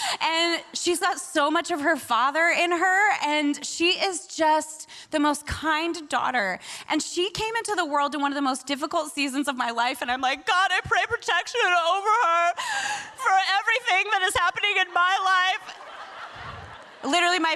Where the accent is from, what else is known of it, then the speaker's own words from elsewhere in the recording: Spokane, Washington, United States; moved away as an adult; also born or lived in Sydney, Australia; now in Brooklyn, United States; I'm on the other side of the mountains in a little place called Spokane, Washington. Close? Yeah. Really close to Idaho. So that's where I grew up.